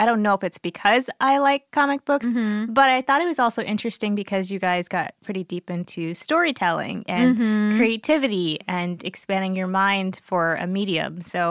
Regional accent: Missouri, United States; We're from Missouri, like a landlocked area where you can't see like large bodies of water.

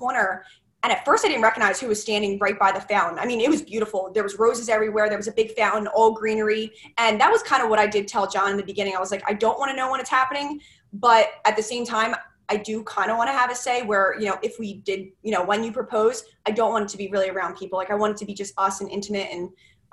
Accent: Medford, New Jersey, United States; moved away as an adult; also born or lived in Maryland; now in Philadelphia, United States; I'm actually from South Jersey, Medford area, and I moved to Philadelphia about 3 years ago

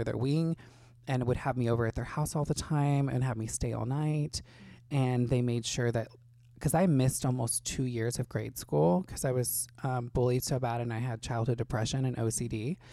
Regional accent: Indiana, United States; moved away as an adult; now in Los Angeles, United States; I grew up in a small town in Indiana

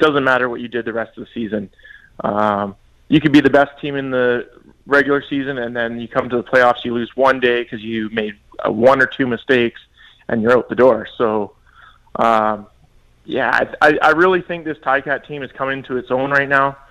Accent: British Columbia, Canada; moved away; in BC, which is my hometown

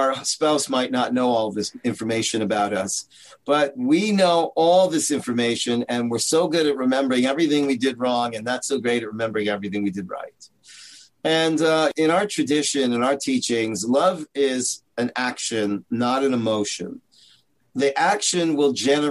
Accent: Toronto, Ontario, Canada; moved away as an adult; also born or lived in Israel; I'm from Canada, Toronto

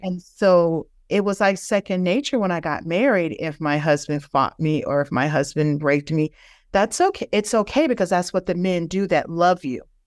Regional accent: Virginia, United States; moved away as an adult; also born or lived in Houston, Texas / Denver, Colorado; I'm originally from Virginia. We were living in Houston.

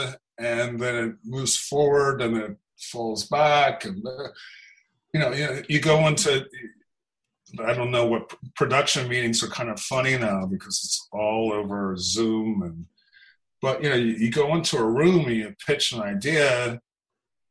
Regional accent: Los Angeles, California, United States; I grew up in Los Angeles

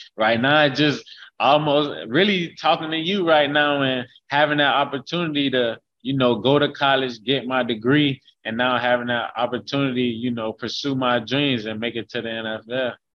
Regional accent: Haines City, Florida, United States; I'm from from Haines City, Florida, and that's that's where I call my hometown, Haines City, Florida. That's where I grew up.

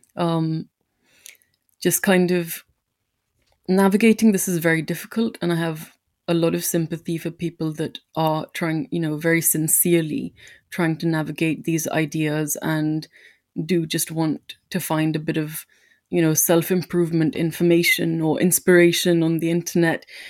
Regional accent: India; moved away; I'm an immigrant or that I'm Indian

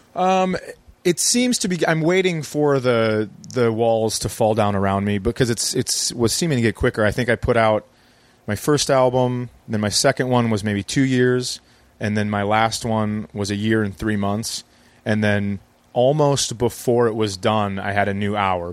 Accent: Fergus Falls, Minnesota, United States; I live in my hometown. I moved my kids back so they could be closer to uh, my wife and I grew up in the same town

